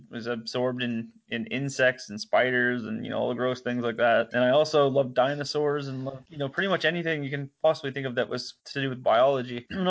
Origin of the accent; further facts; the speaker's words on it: Port McNeill, British Columbia, Canada; I grew up in Port McNeil, British Columbia, so a small little town on the inside of eastern Vancouver Island.